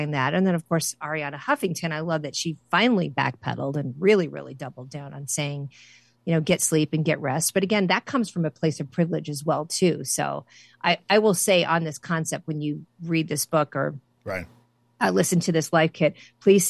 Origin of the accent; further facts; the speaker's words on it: Central Illinois, United States; growing up in the Midwest, Central Illinois